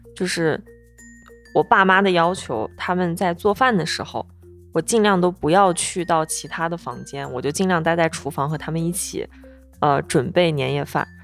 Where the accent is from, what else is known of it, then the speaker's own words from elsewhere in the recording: Shanxi, China; 我是山西人嘛，吃年夜饭我们一定是在晚上吃